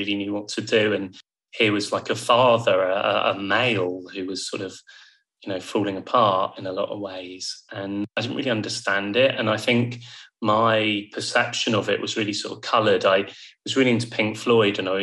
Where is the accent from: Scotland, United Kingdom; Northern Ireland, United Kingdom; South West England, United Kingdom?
South West England, United Kingdom; Bournemouth; moved away as an adult; also born or lived in Yorkshire; I moved away from home, very far away. I went to the Yorkshire Sculpture Park to study art. And I'm from Bournemouth, so it couldn't be further.